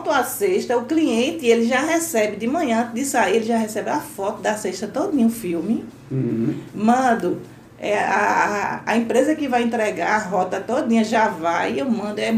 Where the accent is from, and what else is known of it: Northeast Region, Brazil